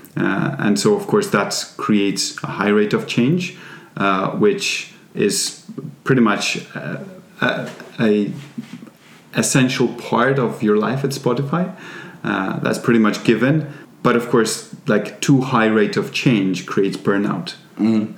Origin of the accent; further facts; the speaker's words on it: Poland; English is a second language; moved away as an adult; also born or lived in England; now in Sweden; I come from Poland, uh, but I've not lived in Poland for quite a while now.